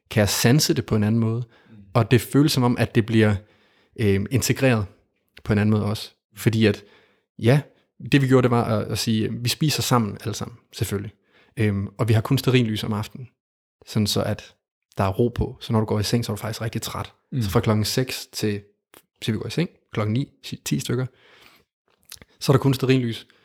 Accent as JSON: {"language": "Danish", "country": "Denmark", "tie": "born or raised there", "said": "jeg startede i Danmark i ikke så langt herfra, i en skov, meget tæt på, hvor jeg voksede op."}